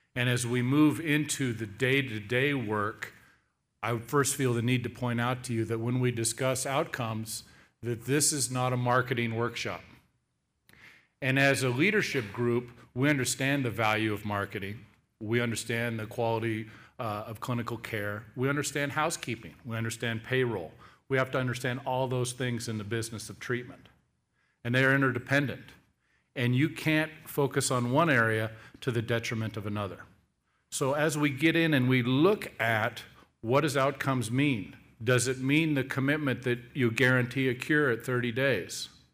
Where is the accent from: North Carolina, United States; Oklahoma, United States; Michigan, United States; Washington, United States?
Washington, United States; Seattle; I'm born and raised in the Seattle area